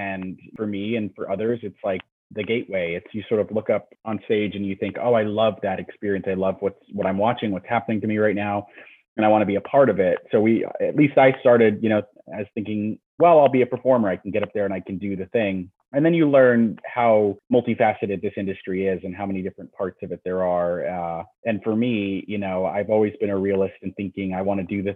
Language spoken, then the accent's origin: English; Northern New Jersey, United States; also born or lived in Boston / New York; I grew up in Northern New Jersey